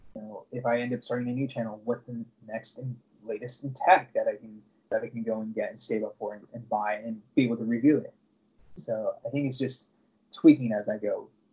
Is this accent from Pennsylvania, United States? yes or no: no; Southern California, United States; I grew up in Southern California my entire life, and I currently live in Orange County